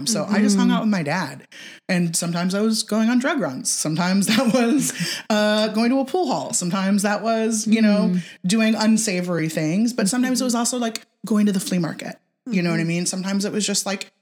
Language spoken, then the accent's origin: English; California, United States; moved away; born and raised in California